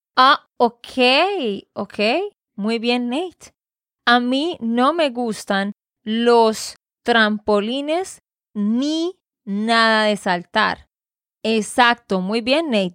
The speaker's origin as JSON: {"language": "Spanish", "region": "Santander", "country": "Colombia", "said": "de Santander, Colombia"}